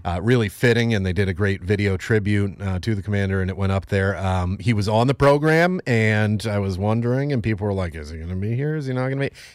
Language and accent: English; Northeast, United States; I'm from the Northeast